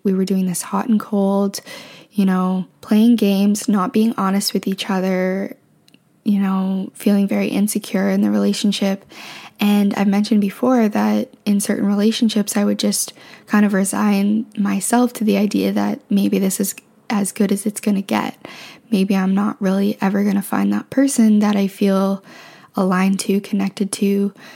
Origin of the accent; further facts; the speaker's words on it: Canada; also born or lived in Ontario; now in Vancouver, Canada; I'm from Canada